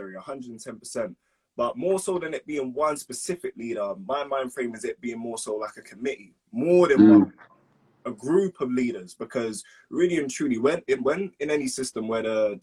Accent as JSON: {"language": "English", "region": "London", "country": "United Kingdom", "said": "I'm an artist from West London, basically, 23"}